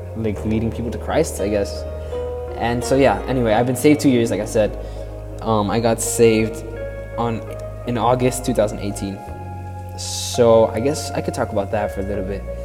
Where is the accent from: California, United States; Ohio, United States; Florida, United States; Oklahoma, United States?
Florida, United States; I'm 15 from Florida, and I've lived here all my life.